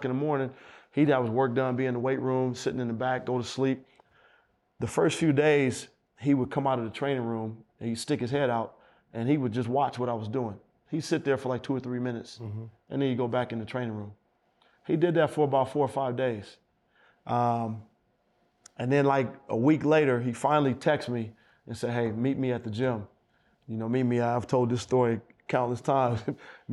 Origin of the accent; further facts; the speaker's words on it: Oakland, California, United States; I'm from Oakland